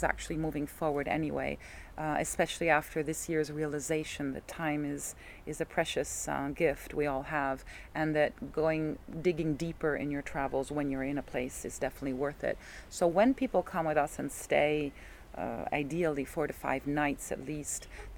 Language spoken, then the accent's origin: English; Italy; moved away; When I was growing up in Italian school